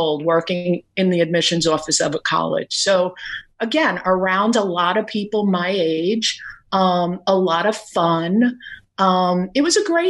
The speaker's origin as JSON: {"language": "English", "town": "New York City", "region": "New York", "country": "United States", "tie": "born or raised there", "also_born_or_lived": "Brooklyn, New York / Staten Island, New York", "said": "I was born in Brooklyn, raised in Queens, moved to Staten Island about 30 years ago."}